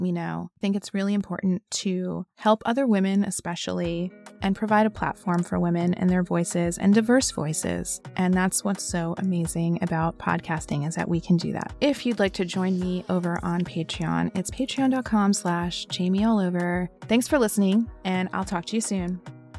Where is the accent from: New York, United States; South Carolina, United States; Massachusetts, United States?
New York, United States; New York City; moved away; my favorite city, my hometown city.